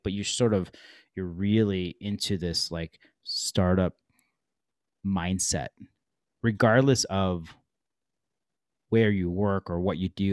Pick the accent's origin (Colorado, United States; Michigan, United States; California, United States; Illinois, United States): Michigan, United States; Detroit; I grew up in Detroit, Michigan